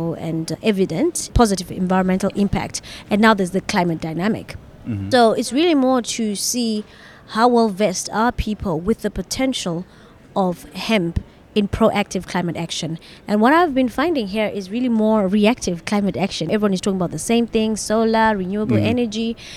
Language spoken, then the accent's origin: English; Zimbabwe; I'm from Zimbabwe.